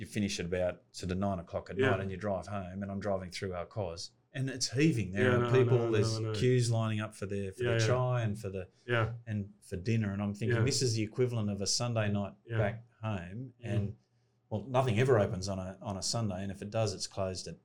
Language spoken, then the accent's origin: English; Sydney, New South Wales, Australia; moved away as an adult; also born or lived in Canberra; now in Dubai, United Arab Emirates; born and bred in Sydney, but a lot of my time in Canberra